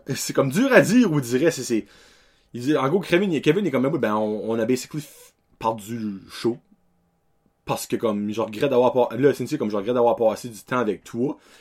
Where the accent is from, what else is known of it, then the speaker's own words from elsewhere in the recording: Acadia, Canada; Moi venant de l'Acadie